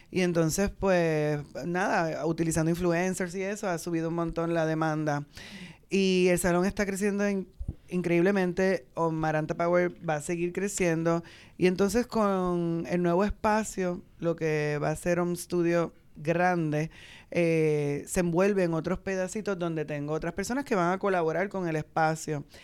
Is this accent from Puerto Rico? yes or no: yes; Santurce, Puerto Rico; y yo soy santurcina.